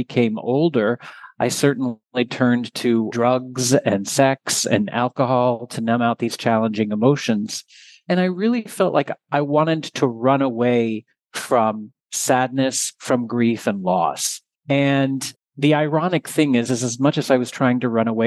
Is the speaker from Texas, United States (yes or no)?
yes; Texas, United States; I am originally from Texas